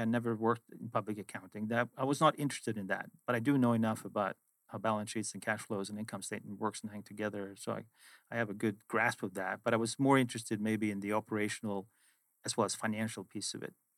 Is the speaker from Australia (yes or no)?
no; Sweden; moved away as an adult; also born or lived in London / Boston; originally I am from Sweden, where I grew up, went to high school and university